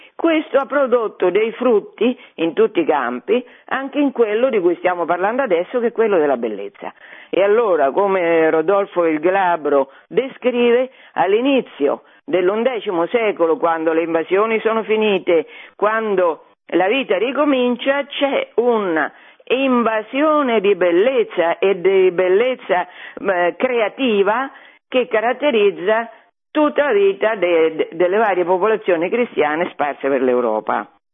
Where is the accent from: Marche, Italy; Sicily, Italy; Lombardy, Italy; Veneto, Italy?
Marche, Italy; Fabriano; io sono di Fabriano